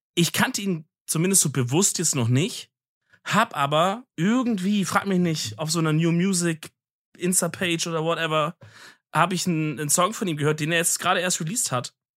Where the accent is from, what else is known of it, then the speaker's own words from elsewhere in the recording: Swabia, Germany; ich als Schwabe